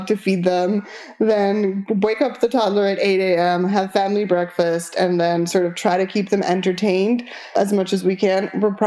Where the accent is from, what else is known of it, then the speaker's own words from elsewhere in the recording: Argentina; first language Spanish; English is a second language; moved away; I am from Argentina, so my first language is Spanish